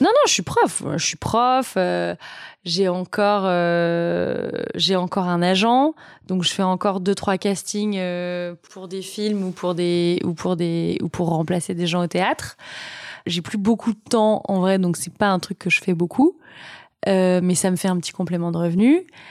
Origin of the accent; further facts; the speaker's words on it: Vichy, Auvergne-Rhône-Alpes, France; also born or lived in Moulins; Je suis née à Moulins et j'ai grandi à Vichy